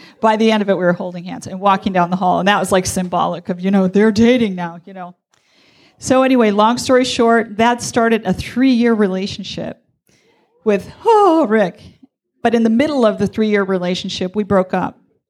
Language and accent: English; Wisconsin, United States; I was from Wisconsin.